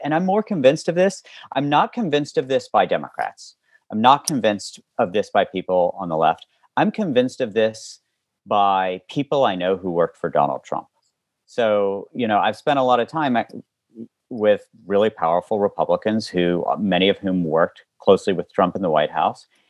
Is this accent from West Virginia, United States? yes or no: yes; West Virginia, United States; now in Baltimore, United States; where I live now in Baltimore as well as where I grew up in West Virginia